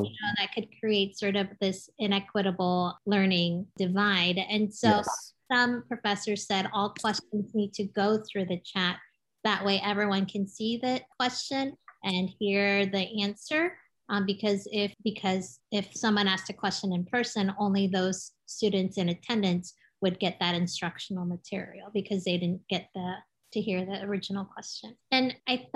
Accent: United States; also born or lived in Seoul, South Korea; I moved to the States when I was 8 years old

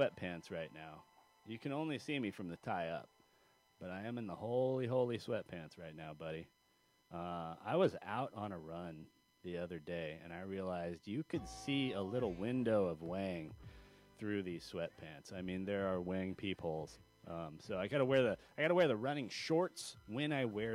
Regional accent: California, United States; I'm a Californian

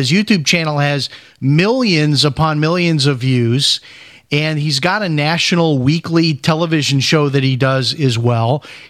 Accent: Chicago, Illinois, United States; I know where South Bend is. I grew up in Chicago, but I always enjoyed that visit.

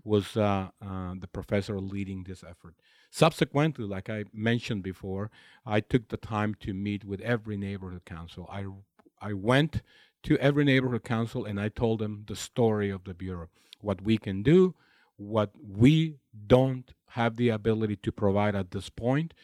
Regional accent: Imperial Valley, Southern California, United States; moved away as an adult; now in Los Angeles, United States; I grew up in a very small community of the Imperial Valley in Southern California, where the main activity is agriculture

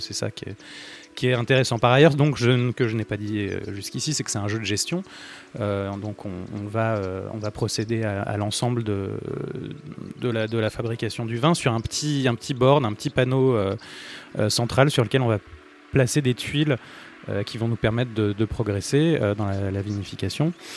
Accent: France; en tant que Français

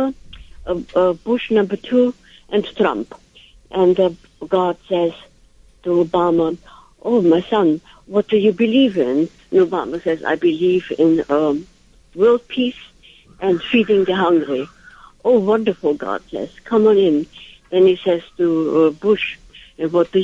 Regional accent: Vienna, Austria; now in Manhattan, United States; I'm from Vienna, Austria

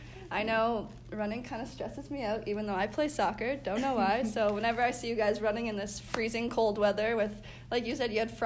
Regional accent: Canada; now in Michigan, United States; I'm Canadian

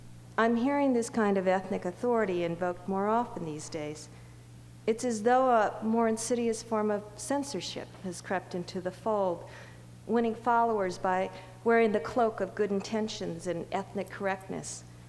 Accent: United States; I am Chinese by racial heritage. I am Chinese American by social upbringing and family values

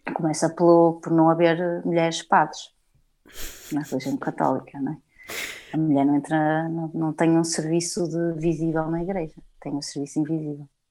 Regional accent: Portugal; Somos portuguesas, moramos em Portugal e fomos nascidas e criadas em Portugal

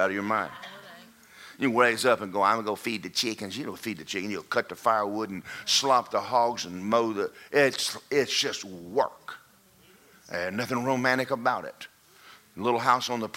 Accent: Athens, Georgia, United States; When I grew up in Athens, Georgia

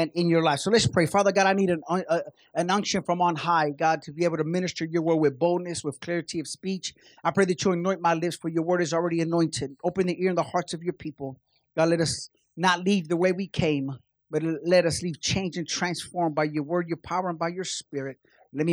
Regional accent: Kansas City, United States; We're from Kansas City

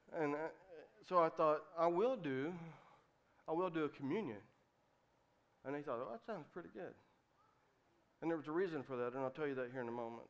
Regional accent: West Virginia, United States; moved away as an adult; also born or lived in Cincinnati, Ohio; I came from West Virginia, a little country road, five miles outside of a little small town

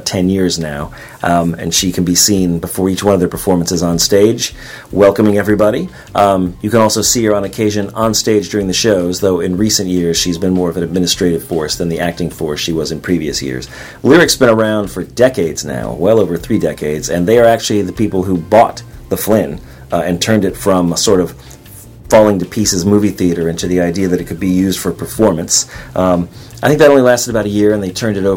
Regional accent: Florida, United States; now in Vermont, United States; I'm from Florida

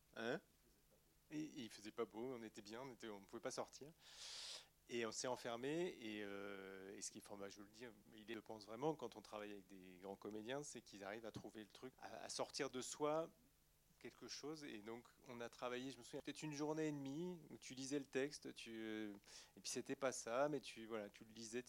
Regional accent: Poitiers, Nouvelle-Aquitaine, France; je viens de Poitiers

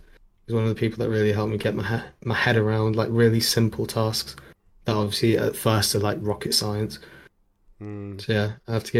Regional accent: Jersey; By the way, I'm from Jersey.

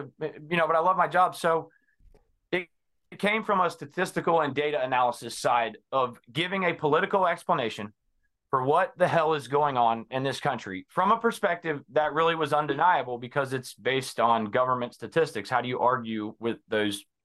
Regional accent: Cincinnati, Ohio, United States; I am from Cincinnati, Ohio, born and bred, been around this area.

